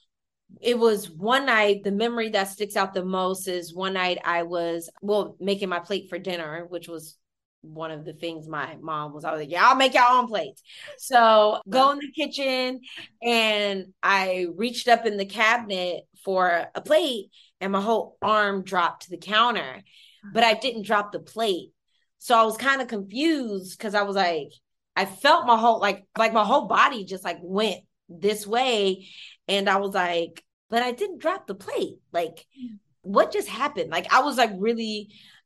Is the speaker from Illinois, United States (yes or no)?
no; Stockton, California, United States; That's where I was born and raised